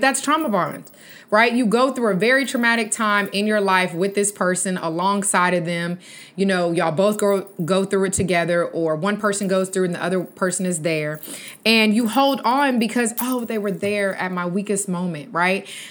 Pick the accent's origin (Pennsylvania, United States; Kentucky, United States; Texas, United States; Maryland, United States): Texas, United States; accent: country; I'm from Texas and I do have a little bit of accent, I guess, because playing it back, I did sound real country